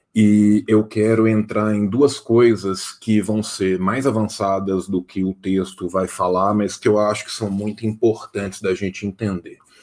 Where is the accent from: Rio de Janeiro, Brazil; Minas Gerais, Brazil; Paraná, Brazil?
Minas Gerais, Brazil; interior of; Eu sou do interior de Minas Gerais